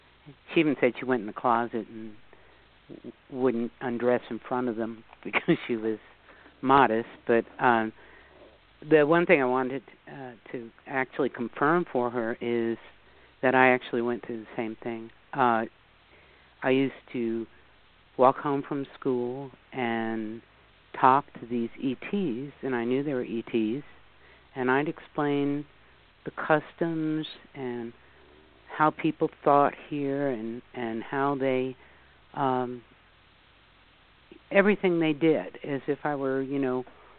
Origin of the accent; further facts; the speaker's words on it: New York City, New York, United States; I grew up in the New York area, in New York City, actually, to begin with.